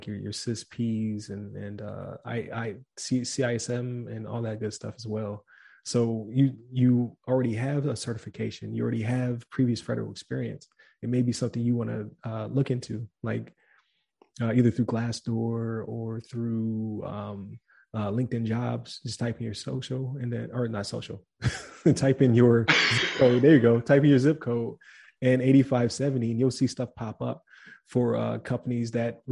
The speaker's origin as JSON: {"language": "English", "town": "Buffalo", "region": "New York", "country": "United States", "said": "I'm from Buffalo"}